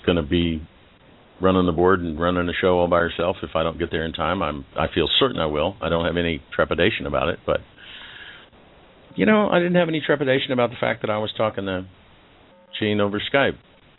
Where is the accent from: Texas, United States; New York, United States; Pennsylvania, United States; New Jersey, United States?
Texas, United States; My parents from Oklahoma, you know, I grew up mostly in Texas.